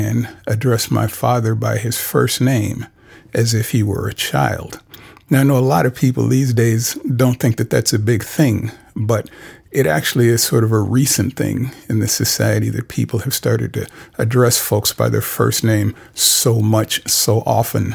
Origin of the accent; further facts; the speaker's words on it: Cincinnati, Ohio, United States; I grew up in Cincinnati, Ohio